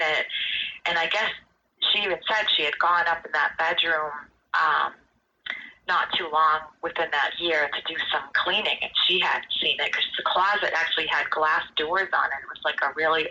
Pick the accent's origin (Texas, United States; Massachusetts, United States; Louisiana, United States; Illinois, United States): Massachusetts, United States; North Brookfield; when we were growing up in North Brookfield